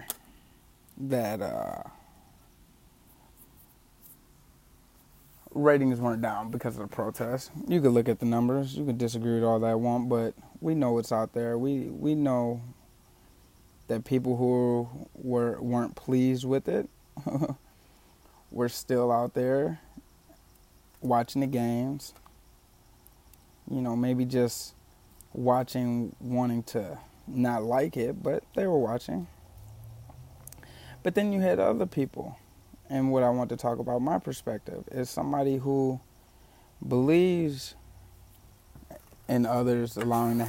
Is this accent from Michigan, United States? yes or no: yes; Detroit, Michigan, United States; now in Los Angeles, United States; I grew up in Detroit